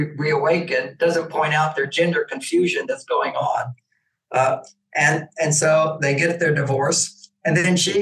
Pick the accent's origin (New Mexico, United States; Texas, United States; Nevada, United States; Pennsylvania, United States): Texas, United States; I grew up in Texas. I became a cowboy